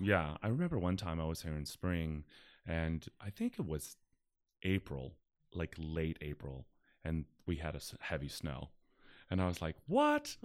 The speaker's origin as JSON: {"language": "English", "town": "Pittsburgh", "region": "Pennsylvania", "country": "United States", "said": "I'm from Pittsburgh."}